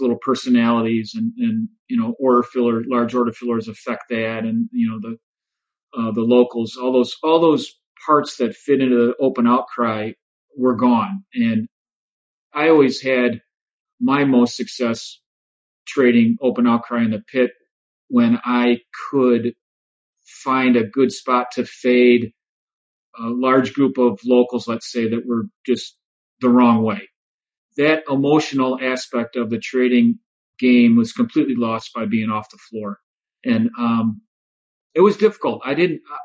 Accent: Joliet, Illinois, United States; moved away as an adult; growing up in Joliet

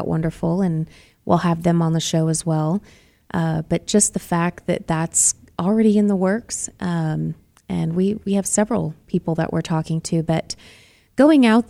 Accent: Boston, Massachusetts, United States; now in Arizona, United States; I'm from Boston

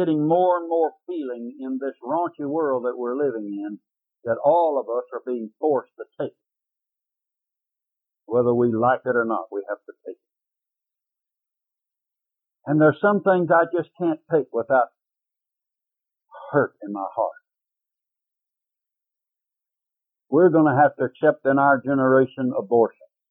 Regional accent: Waco, Texas, United States; also born or lived in Dallas, Texas; I was raised in Waco, Texas.

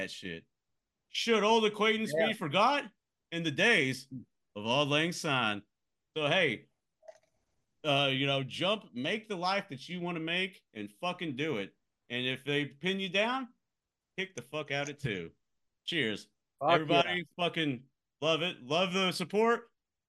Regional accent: Central Time Zone, United States; moved away; I grew up in the Central time zone

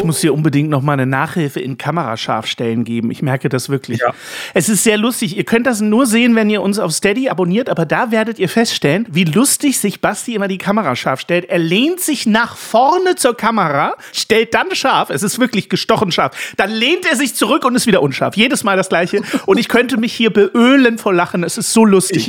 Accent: East Germany, Germany; als Ossi, als geborener Ossi

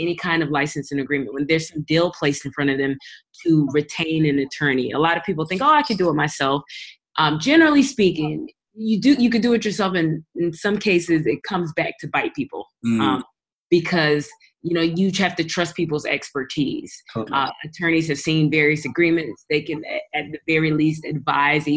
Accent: Raleigh, North Carolina, United States; now in Atlanta, United States; I am an entertainment attorney based in Atlanta, Georgia, originally from Raleigh, North Carolina, but I am originally Nigerian. I am first generation American

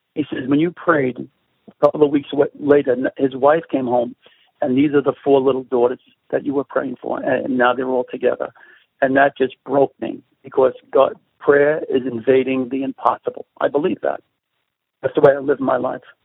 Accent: New York City, New York, United States; accent: Brooklyn; my accent, I have a Brooklyn colloquialism.

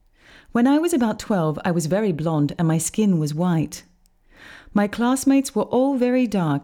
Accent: Aruba; now in Europe; I was born on Aruba, and I felt 100% Aruban.

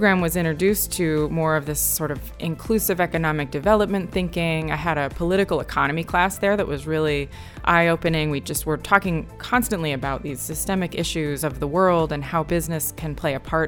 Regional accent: Connecticut, United States; moved away as an adult; also born or lived in New York; I grew up in Connecticut and my mom still lives in Torrington.

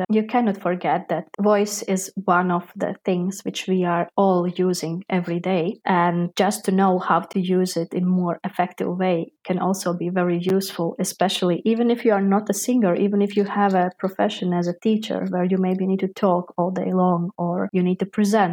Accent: Latvia; now in Netherlands; I am from Latvia, from the small country, because there we have a really, really still big possibility to study different arts from an early age.

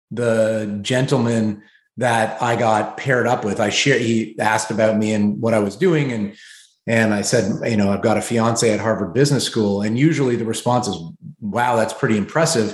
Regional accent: Canada; moved away as an adult; now in New York City, United States; moving as a Canadian to the US

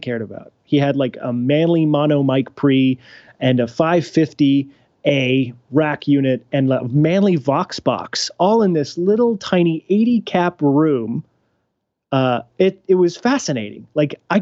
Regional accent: Kansas, United States; I grew up in Kansas

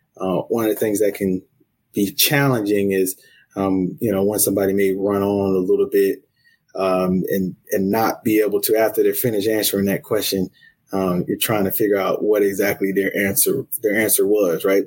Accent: Columbia, South Carolina, United States; now in Oklahoma, United States; I'm originally from Columbia, South Carolina, um, born and raised.

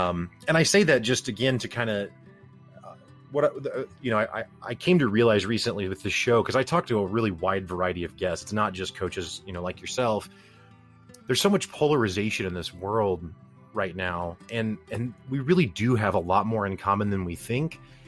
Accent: Midwest, United States; But I do still think, and maybe this is because I'm from the Midwest

